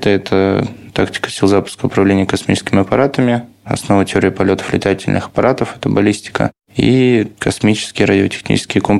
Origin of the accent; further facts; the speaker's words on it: Saint Petersburg, Russia; Ну, вот лично я из Петербурга, я прожил до четвертого курса в казарме.